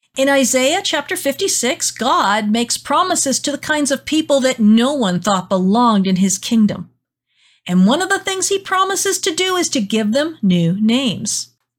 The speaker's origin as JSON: {"language": "English", "country": "United States", "said": "learning not to be an American is hard for me"}